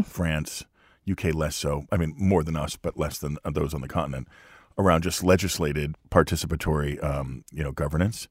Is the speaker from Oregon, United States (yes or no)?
no; Lehigh Valley, Pennsylvania, United States; I grew up in Lehigh Valley.